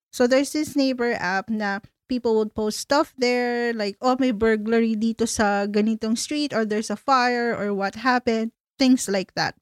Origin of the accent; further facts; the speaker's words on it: Philippines; moved away; when I moved out of the Philippines